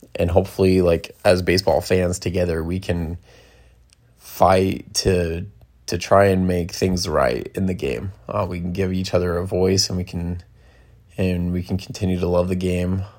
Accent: Bay Area, California, United States; That's where I'm from. Uh, I was from the Bay Area

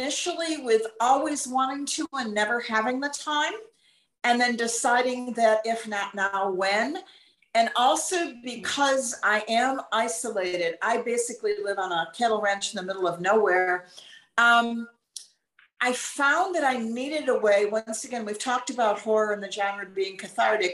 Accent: Northeast, United States; moved away as an adult; I'm from the Northeast originally, and I've been a city girl, and I've lived very urban

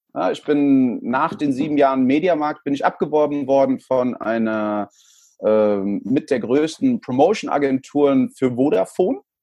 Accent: Frankfurt, Hesse, Germany; born or raised there; also born or lived in El Salvador / Stockholm

